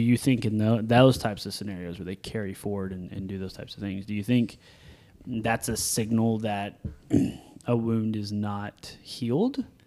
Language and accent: English; the South, United States; we're from the South